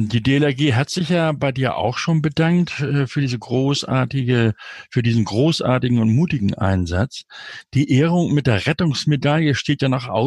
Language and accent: German; Hamburg, Germany; Schöne Grüße nach Enger wie auch nach Hamburg, meiner Heimatstadt übrigens, meiner Geburtsstadt